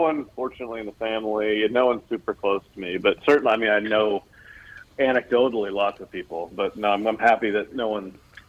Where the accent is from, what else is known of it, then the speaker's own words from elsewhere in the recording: Maryland, United States; I actually grew up in a small town in western Maryland. Appalachia would be the area.